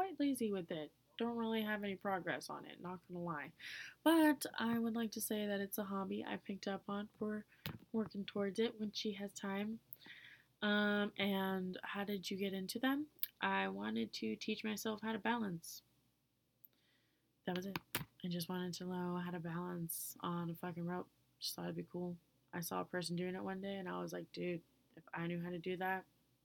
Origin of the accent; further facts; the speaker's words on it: United States; being an American, I stood out anyway